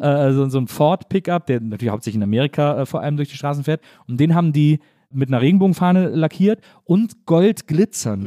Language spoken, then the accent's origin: German; Wesseling, North Rhine-Westphalia, Germany; also born or lived in Cologne; ich komme eben aus Wesseling, ich komme aus einer kleinen Stadt